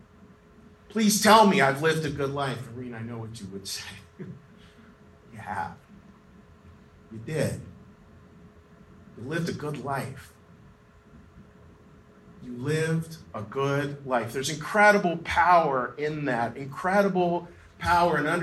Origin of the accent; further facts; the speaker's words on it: Western Pennsylvania, United States; I am from Western Pennsylvania, grew up right over the hill from Reed.